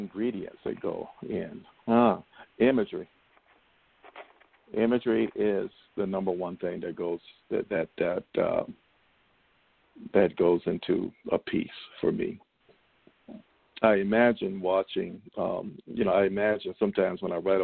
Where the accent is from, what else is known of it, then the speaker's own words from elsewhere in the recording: Columbia, South Carolina, United States; moved away as an adult; also born or lived in Greenville, South Carolina / New York; South Carolina, born and raised.